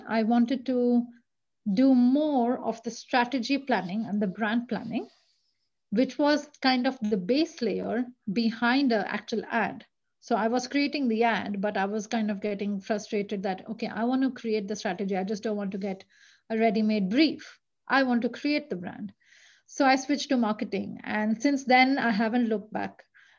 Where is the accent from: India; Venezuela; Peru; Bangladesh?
India; English is a second language; now in Sweden; I mean, the fact that I moved from India to Sweden, I never looked back. It was a huge leap of faith.